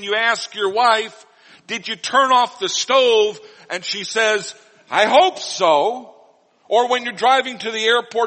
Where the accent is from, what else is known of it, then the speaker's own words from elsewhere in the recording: Missouri, United States; when I was growing up in Missouri